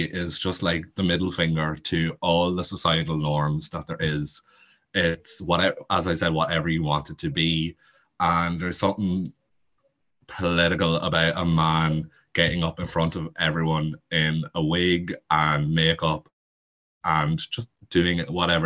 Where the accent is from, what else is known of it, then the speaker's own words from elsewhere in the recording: County Monaghan, Ireland; accent: heavy Monaghan accent; also born or lived in Meath; I am from Monaghan, if you can't tell by the heavy accent. I'm not originally from Monaghan though. I am from Meath, but I have spent majority of my life living in Monaghan